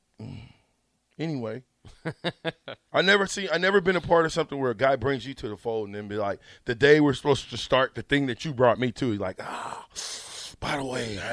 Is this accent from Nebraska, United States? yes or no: yes; Omaha, Nebraska, United States; I'm from North Omaha